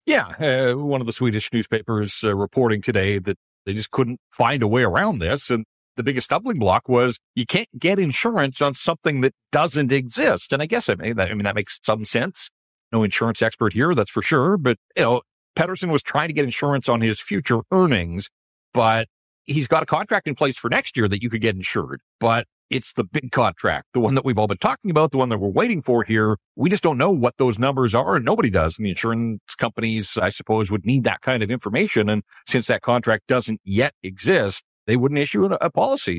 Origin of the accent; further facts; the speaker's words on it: Vancouver, British Columbia, Canada; I grew up in Vancouver